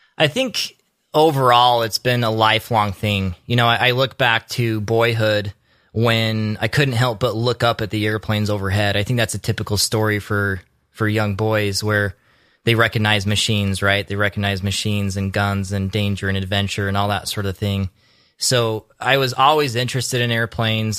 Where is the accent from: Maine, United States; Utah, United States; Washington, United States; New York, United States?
Utah, United States; also born or lived in Alaska; now in Homer, United States; I grew up in Utah.